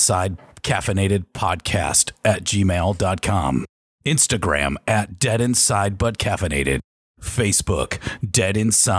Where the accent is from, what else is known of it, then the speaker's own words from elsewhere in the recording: the South, United States; Growing up in the South.